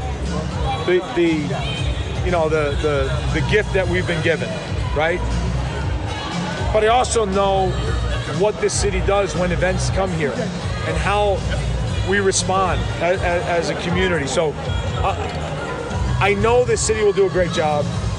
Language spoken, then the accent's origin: English; New Jersey, United States; also born or lived in Denver; now in Kansas City, United States; I'm from Jersey